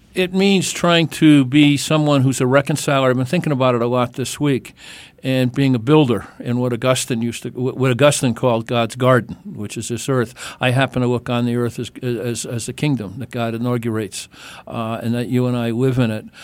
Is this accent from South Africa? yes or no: no; Ireland; I'm Irish